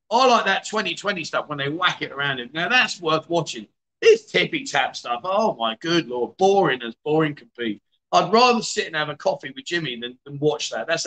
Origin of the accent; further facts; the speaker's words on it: Khon Kaen, Thailand; I'm in the middle of talking. I'm from Khon Kaen. I'm from Khon Kaen.